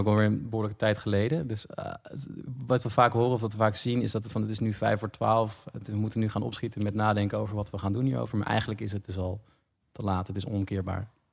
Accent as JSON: {"language": "Dutch", "town": "Almere", "region": "Flevoland", "country": "Netherlands", "tie": "born or raised there", "said": "ik kom uit Almere, ik ben daar opgegroeid"}